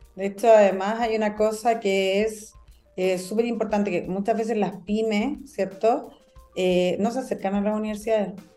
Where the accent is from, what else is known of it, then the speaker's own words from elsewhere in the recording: Antofagasta, Chile; Yo soy de Antofagasta.